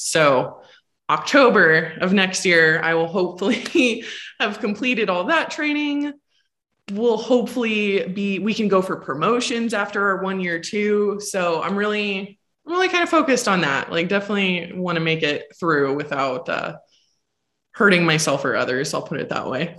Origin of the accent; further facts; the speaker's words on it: North Pole, Alaska, United States; moved away; my hometown is 12 miles outside of that, and a lot of people have heard of it, just didn't know. It's called North Pole, Alaska.